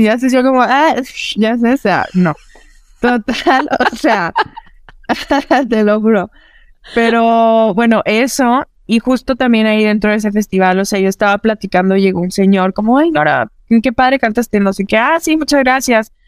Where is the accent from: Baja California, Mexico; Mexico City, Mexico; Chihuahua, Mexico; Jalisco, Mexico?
Chihuahua, Mexico; Parral; también soy del norte de México, soy de una, de una ciudad pequeña que se llama Parral, Chihuahua